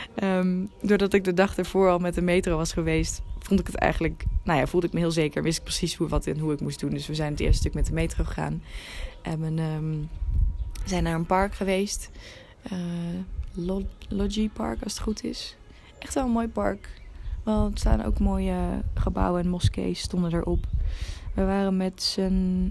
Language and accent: Dutch; Netherlands; als Nederlanders